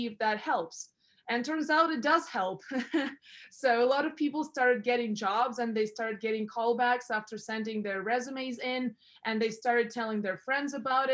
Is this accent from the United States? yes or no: no; Russia; also born or lived in Europe; now in Canada; I was born in Russia